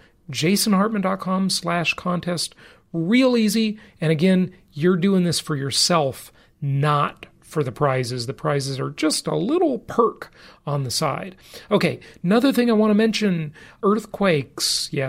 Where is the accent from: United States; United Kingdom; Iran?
United States; California; now in Nevada, United States; I know most people with properties in the Socialist Republic of California, my home state for most of my life. Fortunately, not anymore, though I'm happy to say, because I do not pay any state income taxes because I live in Nevada.